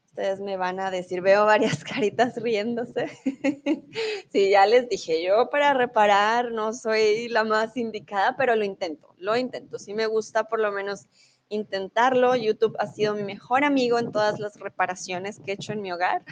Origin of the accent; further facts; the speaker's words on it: Colombia; moved away as an adult; also born or lived in Mexico; now in Germany; Yo soy de Colombia, soy tutora de español